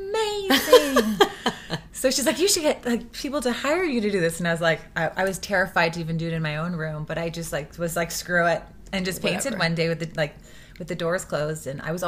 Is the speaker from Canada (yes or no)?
yes; West Vancouver, British Columbia, Canada; moved away as an adult; Yeah, I was raised on the North Shore, West Van. And I moved when I was 18.